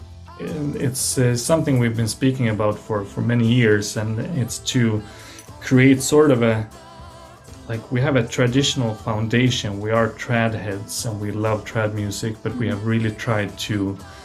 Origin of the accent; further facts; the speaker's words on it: Sweden; I'm from Sweden